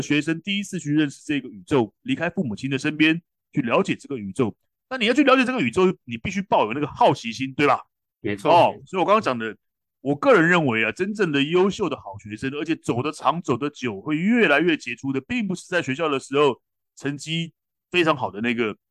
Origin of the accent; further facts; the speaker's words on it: Taiwan; 我们台湾人